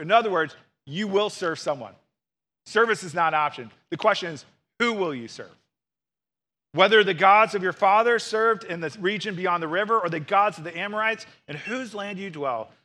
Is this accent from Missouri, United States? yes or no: yes; St. Louis, Missouri, United States; I grew up in Saint Louis and went to the University of Missouri